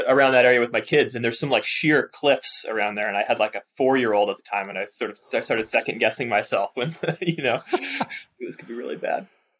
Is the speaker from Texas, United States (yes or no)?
no; Seattle, Washington, United States; now in Newberg, United States; I'm from the Seattle area. Nice. So I'm 3.5 hours from my parents and from my in-laws.